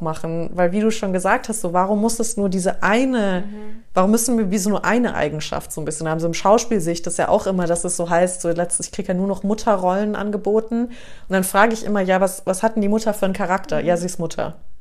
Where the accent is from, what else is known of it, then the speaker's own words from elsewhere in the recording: Taunus, Hesse, Germany; now in Munich, Germany; wir sind auch irgendwo da im Taunus mit aufgewachsen.